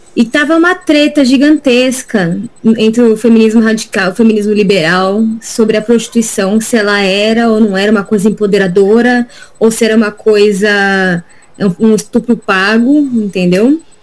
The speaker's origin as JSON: {"language": "Portuguese", "town": "Diadema", "region": "São Paulo", "country": "Brazil", "said": "eu sou daqui de Diadema, do Grande ABC"}